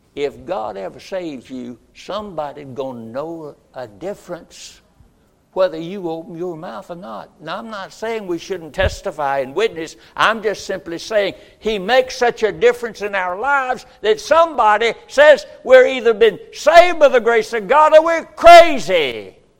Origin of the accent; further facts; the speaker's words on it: Roxboro, North Carolina, United States; moved away as an adult; I grew up, first 20 years of my life, in Roxboro, North Carolina, and I was born on High Street